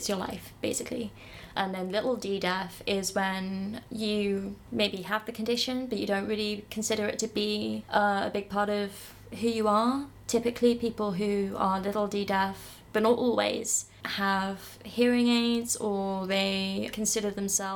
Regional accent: Reading, South East England, United Kingdom; I come from Reading.

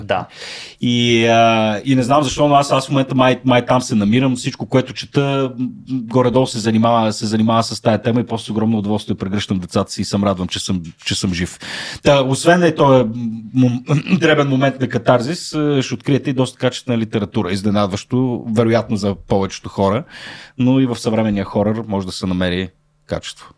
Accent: Shumen, Shumen Province, Bulgaria; родния ми град Шумен

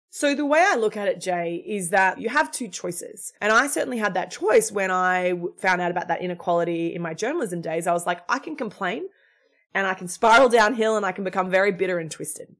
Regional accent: Australia; moved away as an adult; now in United States; I'm Australian. I grew up in Australia. I've, I've, I migrated to the United States six years ago.

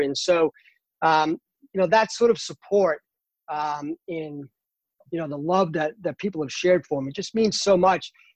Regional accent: Boston, Massachusetts, United States; now in North Carolina, United States; I'm originally from uh, Boston, Massachusetts.

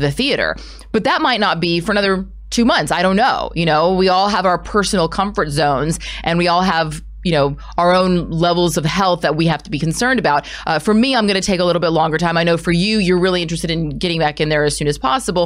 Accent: United States; as an American actor

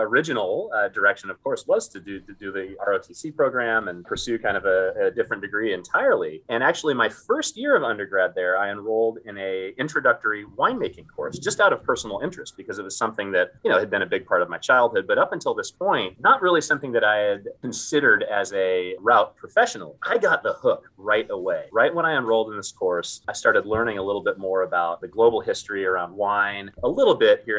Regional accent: Sonoma, California, United States; I was born and raised in Sonoma.

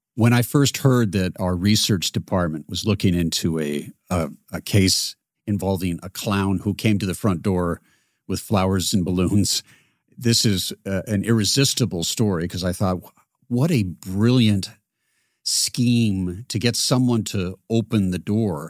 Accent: Seattle, Washington, United States; I grew up in Seattle

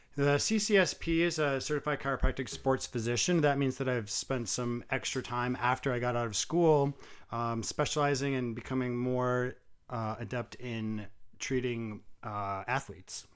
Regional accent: New England, United States; also born or lived in Vermont / New Hampshire / Massachusetts; I was born in Massachusetts. Um, I lived the first seventeen years of my life in Vermont, New Hampshire, and Massachusetts, kind of, like, all around through there

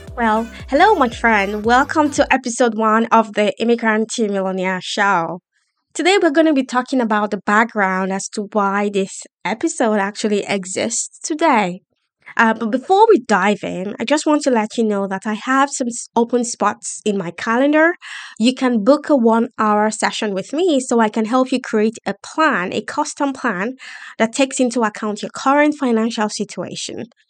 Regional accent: Nigeria; moved away as an adult; also born or lived in London, United Kingdom; now in United Kingdom; I decided to leave my home country, Nigeria, after my first degree.

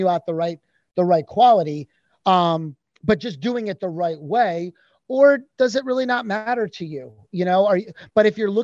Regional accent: Pennsylvania, United States; also born or lived in New York; now in Florida, United States; I'm from Pennsylvania originally

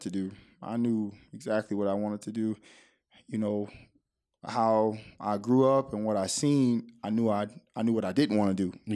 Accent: Oak Hill, Florida, United States; also born or lived in Miami, Florida; a small town south of Daytona Beach called Oak Hill, Florida

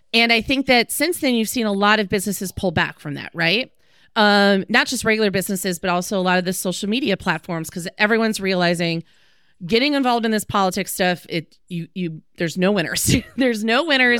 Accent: Green Bay, Wisconsin, United States; moved away; I'm from Green Bay

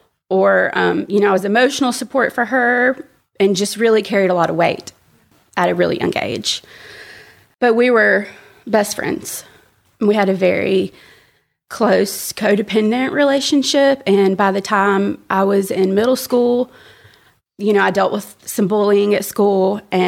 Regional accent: Birmingham, Alabama, United States; So I was born and raised in Birmingham, but I didn't have, I guess, what I would think of as a typical like Bible Belt upbringing.

